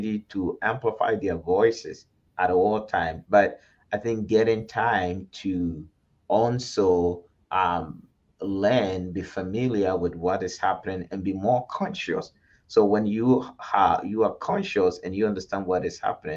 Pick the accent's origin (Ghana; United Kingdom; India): Ghana; moved away; I grew up in Ghana.